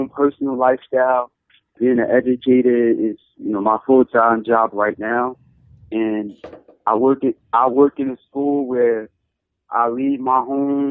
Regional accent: Paterson, New Jersey, United States; my hometown, Patterson

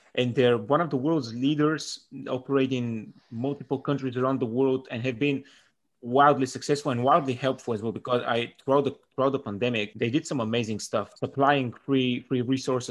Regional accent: Bulgaria; moved away as an adult; now in Sheffield, United Kingdom; I'm from Bulgaria. I've been in Sheffield since September 2017.

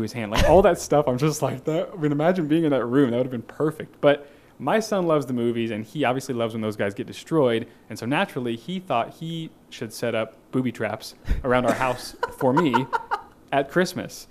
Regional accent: Kansas City, Missouri, United States; also born or lived in Naperville, Illinois / Fort Myers, Florida; now in Springfield, United States; my formative years, most of them were spent in Kansas City, Missouri

